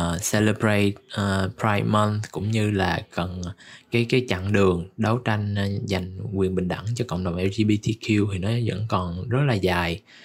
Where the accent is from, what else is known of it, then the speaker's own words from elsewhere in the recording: Ho Chi Minh City, Vietnam; mình cũng là người Sài Gòn